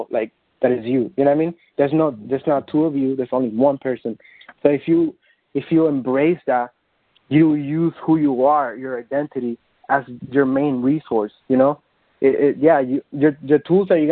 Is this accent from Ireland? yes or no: no; Dominican Republic; English is a second language; moved away as an adult; now in New York City, United States; I was born and raised in the Dominican Republic. I came to the United States about 7 years ago